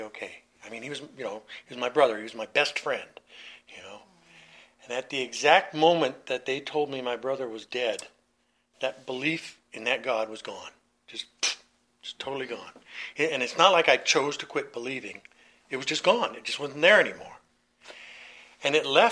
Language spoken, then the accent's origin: English; Southern California, United States; also born or lived in New York City, US (born, Brooklyn); When I was 9 years old, we moved from New York to California, Southern California